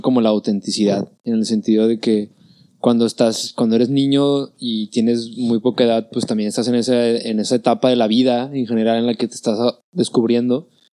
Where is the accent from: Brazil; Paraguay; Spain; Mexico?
Mexico; Monterrey, Nuevo León; soy mexicano, mexicano, o sea, de Monterrey toda la vida